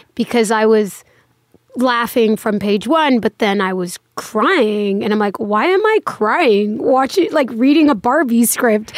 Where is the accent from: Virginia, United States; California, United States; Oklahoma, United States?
California, United States; Los Angeles; moved away as an adult; now in New York, United States; in the valley, in Woodland Hills, Canoga Park